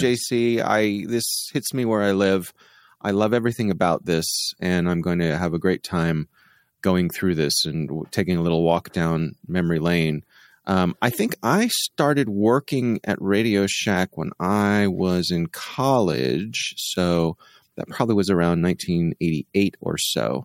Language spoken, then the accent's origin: English; Baltimore, Maryland, United States; I was from the Baltimore area